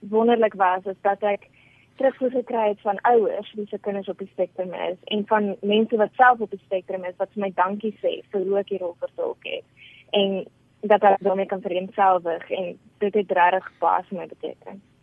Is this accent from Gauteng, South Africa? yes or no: yes; Pretoria, Gauteng, South Africa; Ek is gebore in Pretoria.